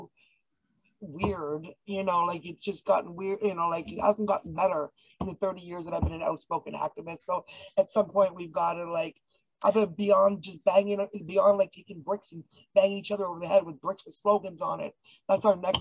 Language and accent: English; Canada; I'm Canadian